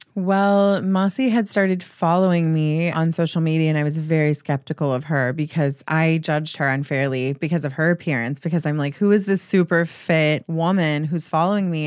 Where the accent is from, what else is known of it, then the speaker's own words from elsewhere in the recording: Mississippi, United States; moved away; growing up in Mississippi